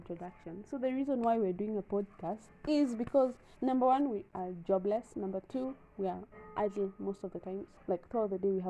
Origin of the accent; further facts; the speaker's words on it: Kenya; we're from Kenya. Kenya in Africa.